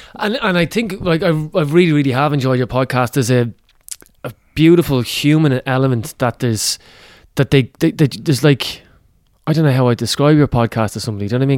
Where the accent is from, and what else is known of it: Ireland